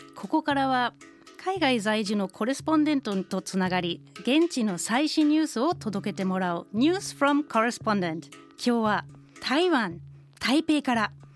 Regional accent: Germany; Japanese is a second language; 私はドイツ人

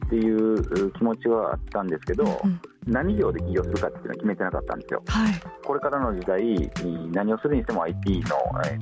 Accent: Higashiosaka, Osaka, Japan; 東大阪の町工場の3代目として生まれてたんですね僕。

